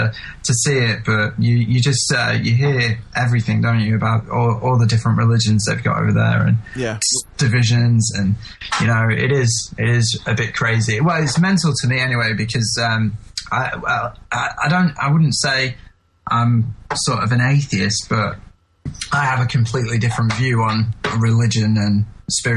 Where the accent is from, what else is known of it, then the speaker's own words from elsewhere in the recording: England, United Kingdom; as an English person